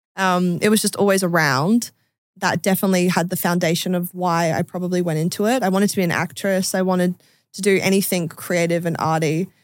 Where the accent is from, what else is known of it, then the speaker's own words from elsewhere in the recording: Adelaide, South Australia, Australia; I'm from Australia. I'm from Adelaide